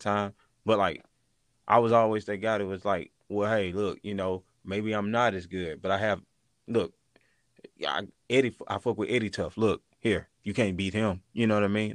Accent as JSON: {"language": "English", "region": "Mississippi", "country": "United States", "also_born_or_lived": "Arkansas", "moved": "yes", "said": "I was from Mississippi, and I started doing music in Arkansas"}